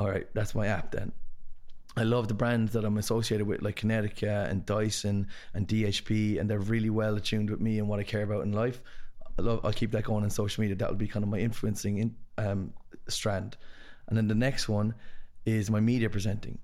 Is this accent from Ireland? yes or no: yes; Ireland; also born or lived in London; as like a Irish like sports person